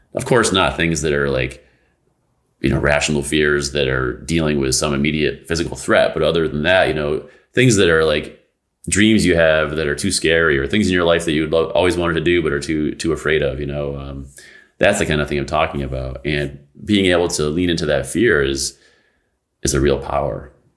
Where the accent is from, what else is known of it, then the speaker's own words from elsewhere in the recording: United States; this country, in the United States